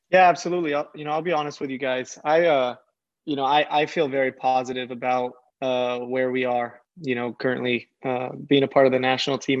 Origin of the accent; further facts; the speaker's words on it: San Diego, California, United States; I'm from San Diego